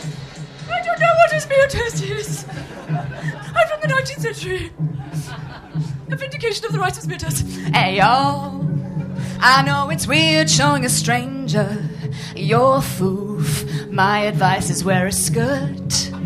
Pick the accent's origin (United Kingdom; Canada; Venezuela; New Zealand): United Kingdom; Swansea, Wales; I'm a Welsh Iraqi from the Bay of Swansea, the South Wales Valleys